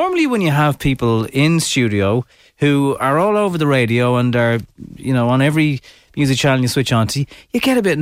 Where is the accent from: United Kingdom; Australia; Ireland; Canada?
Ireland; Dublin, Leinster; I was from Dublin and civilised